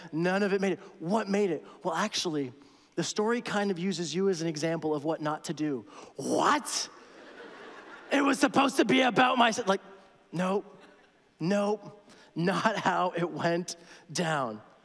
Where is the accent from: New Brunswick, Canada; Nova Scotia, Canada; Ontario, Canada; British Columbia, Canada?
Ontario, Canada; Toronto; moved away; I'm from Toronto